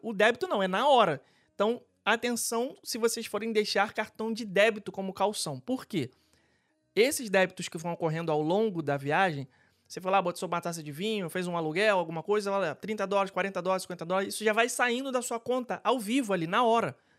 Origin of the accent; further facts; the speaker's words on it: Rio de Janeiro, Brazil; now in Orlando, United States; eu sou carioca